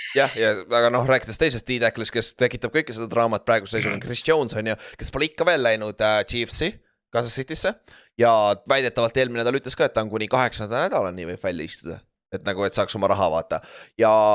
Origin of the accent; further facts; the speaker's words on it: Orissaare, Saare County, Estonia; moved away as an adult; also born or lived in United States; ma olen mingi suvakas eestlane